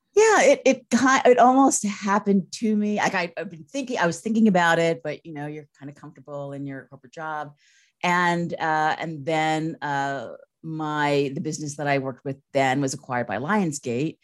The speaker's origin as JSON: {"language": "English", "region": "Northern Virginia", "country": "United States", "tie": "born or raised there", "also_born_or_lived": "San Francisco / Los Angeles", "moved": "as an adult", "said": "I'm from Virginia. I grew up in Northern Virginia"}